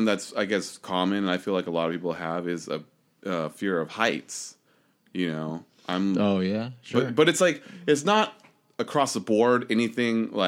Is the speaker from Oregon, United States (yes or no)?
yes; Oregon, United States; We grew up in Oregon